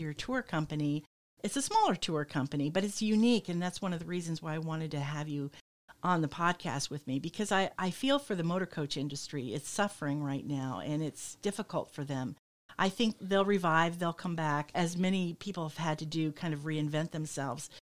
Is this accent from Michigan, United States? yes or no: yes; Michigan, United States; moved away; I come from Michigan where it's, it's flat as a pancake